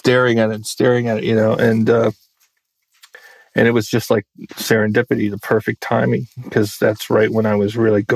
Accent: United States; also born or lived in Maryland / Virginia; I grew up in Maryland and Virginia

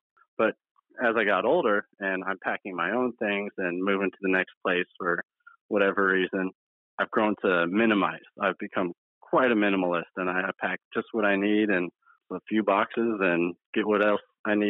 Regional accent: Pocatello, Idaho, United States; born there; So I was born in Pocatello, Idaho, 1986, en route to the hospital.

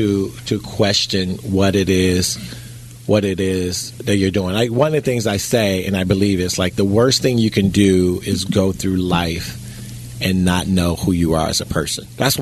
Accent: United States; I'm an American.

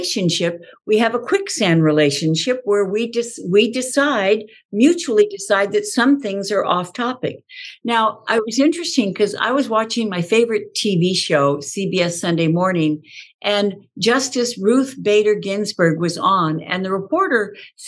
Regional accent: Southern California, United States; I grew up in Southern California on a horse

